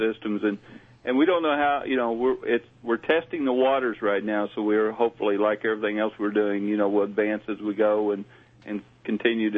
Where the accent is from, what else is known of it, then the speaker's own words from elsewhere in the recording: the southern United States, United States; accent: southern; As you can tell, I have a southern accent, so I'm more from the southern area of this country.